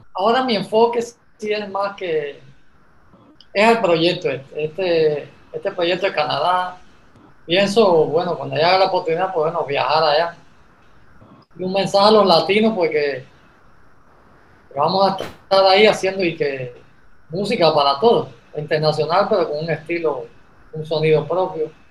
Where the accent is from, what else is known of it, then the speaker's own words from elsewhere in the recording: Camagüey, Cuba; moved away as an adult; now in Tabasco, Mexico; vengo de Cuba, a Camagüey, de la provincia de Camagüey